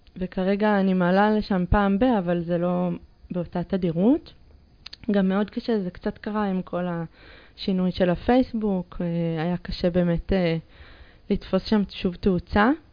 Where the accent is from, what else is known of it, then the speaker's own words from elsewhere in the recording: Jerusalem, Jerusalem District, Israel; שגדלתי בה, אני מאוד ירושלמית, כאילו, ב... אני נולדתי שם, אני למדתי שם